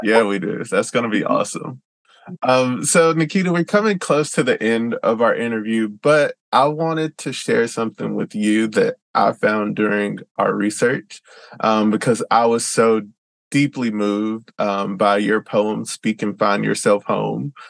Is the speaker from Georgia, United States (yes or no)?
yes; Georgia, United States; moved away as an adult; now in Seattle, United States; I'm from Georgia